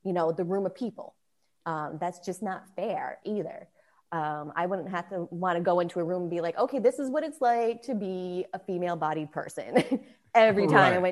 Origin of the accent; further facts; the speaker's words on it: East Coast, United States; I was from the East Coast where it's very liberal